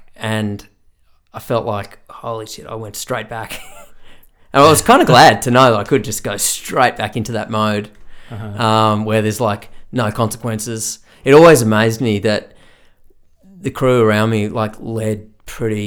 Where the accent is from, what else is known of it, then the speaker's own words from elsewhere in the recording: Australia; also born or lived in Ireland; an Aussie who played Irish music